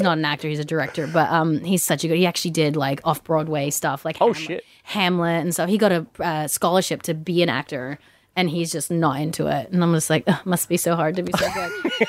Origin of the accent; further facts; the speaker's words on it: Australia; Growing up in Australia, there's tons of English people.